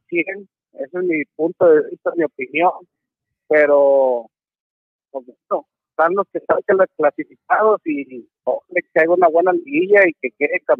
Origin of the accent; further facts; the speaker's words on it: Monterrey, Nuevo León, Mexico; somos regios y regios y ojalá que aquí se quede la copa.